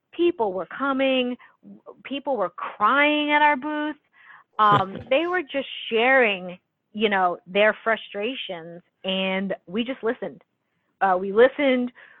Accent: New York City, New York, United States; being a New Yorker, I think, you know, we grew up with some hard conditions

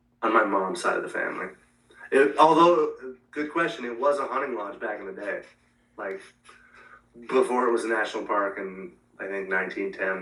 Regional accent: Montana, United States; I'm from Montana

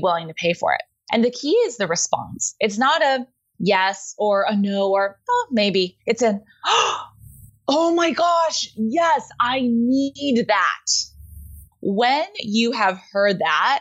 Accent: Houston, Texas, United States; I grew up in Houston, where aerospace is a big industry

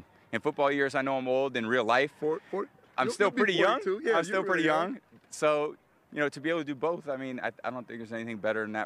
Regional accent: Northern California, United States; moved away as an adult; also born or lived in Michigan; me growing up in Northern Cal

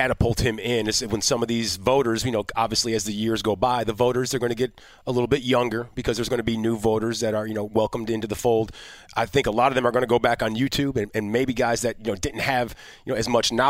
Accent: Chicago, Illinois, United States; I'm from Chicago.

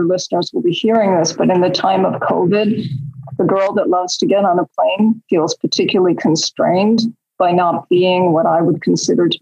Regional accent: New York City, New York, United States; I grew up in Queens

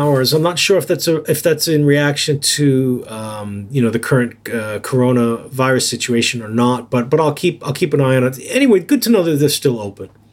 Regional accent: New York City, New York, United States; also born or lived in Yokohama, Japan; now in Japan; I grew up in New York City, which is obviously a very different environment

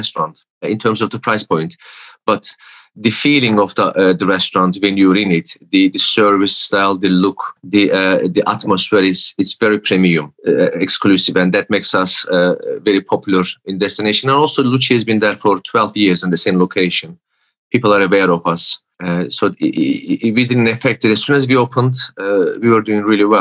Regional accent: Istanbul, Turkey; moved away as an adult; also born or lived in United States; now in York, United Kingdom; I'm from Istanbul

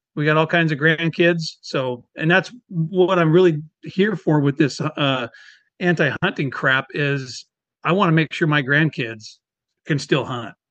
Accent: Washington, United States; also born or lived in Whidbey Island; born and raised in Washington State

